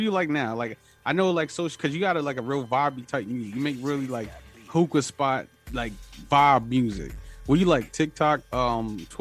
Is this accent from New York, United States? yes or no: yes; New York City, New York, United States; I'm from Harlem too